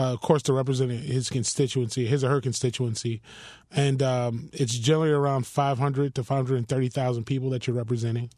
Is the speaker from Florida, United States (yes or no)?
yes; Miami, Florida, United States; also born or lived in Philadelphia; I was born in Philadelphia, but raised here in Miami in a community called Richmond Heights